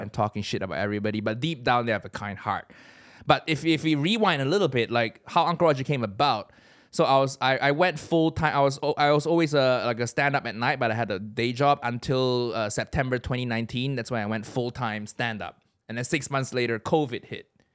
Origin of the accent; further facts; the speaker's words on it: Malaysia; moved away as an adult; also born or lived in Chicago area, United States; now in United Kingdom; I grew up in Malaysia